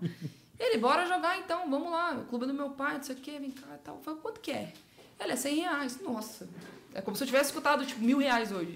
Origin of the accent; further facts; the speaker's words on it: Sorocaba, São Paulo, Brazil; Eu sou de Sorocaba, uma hora e meia de São Paulo